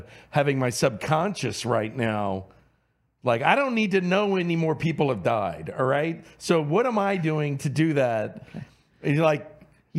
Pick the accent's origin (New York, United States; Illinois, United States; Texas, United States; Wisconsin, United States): Texas, United States; Houston; I grew up in Houston